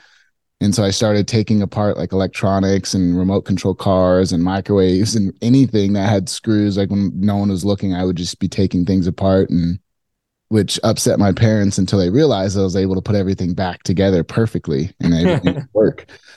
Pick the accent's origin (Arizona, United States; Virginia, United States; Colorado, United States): Arizona, United States; Phoenix; So I grew up in Phoenix. Very hot place.